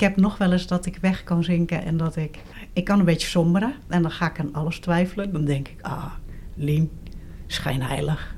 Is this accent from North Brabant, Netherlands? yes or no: no; Gouda, South Holland, Netherlands; moved away as an adult; also born or lived in Rotterdam / Wageningen / Amsterdam; now in Leiden, Netherlands; Ik ben geboren in Rotterdam en opgegroeid in Gouda